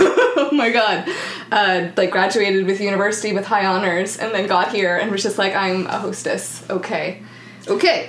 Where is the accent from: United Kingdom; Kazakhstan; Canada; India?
Canada; the Maritimes; English is a second language; moved away as an adult; also born or lived in New Brunswick; now in Vancouver, Canada; I'm from the Maritimes.